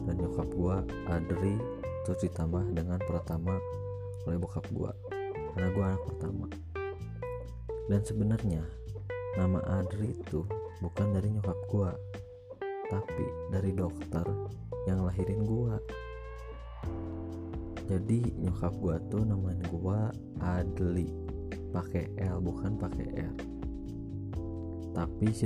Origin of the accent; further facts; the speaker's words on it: Bandung, West Java, Indonesia; born there; gue lahir di Bandung tanggal 8 Maret tahun